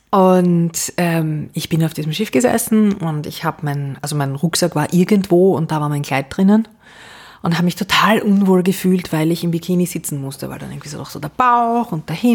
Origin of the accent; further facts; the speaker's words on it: Vienna, Austria; Ich bin ähm, Wienerin